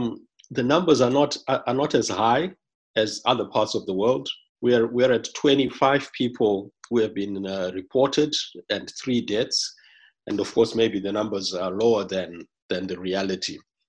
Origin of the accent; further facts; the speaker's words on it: Zimbabwe; moved away; I'm from Zimbabwe. And Zimbabwe, but our family, some of it is in the UK.